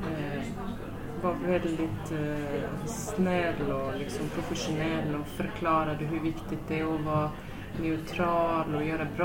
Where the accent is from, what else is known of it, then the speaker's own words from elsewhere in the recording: Sweden; Jag tänkte nu som svensk domare, döma internationellt